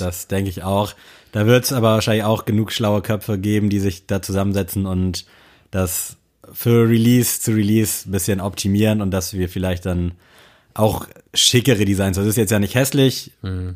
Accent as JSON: {"language": "German", "region": "Southern Germany", "country": "Germany", "said": "Ich bin ja aus Süddeutschland."}